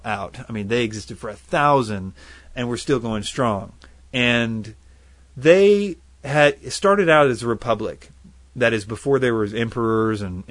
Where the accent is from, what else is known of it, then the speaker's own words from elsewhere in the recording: United States; I'm American to the core.